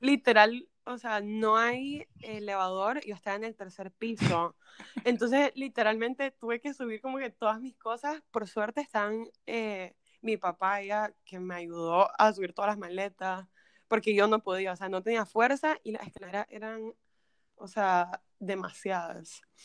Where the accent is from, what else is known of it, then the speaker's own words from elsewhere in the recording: Nicaragua; moved away as an adult; now in United States; soy de Nicaragua